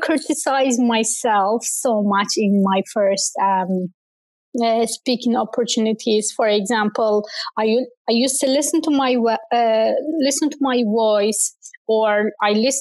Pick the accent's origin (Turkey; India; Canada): Turkey; English is a second language; now in Ireland; I used to read poems to our community center in my hometown back in Turkey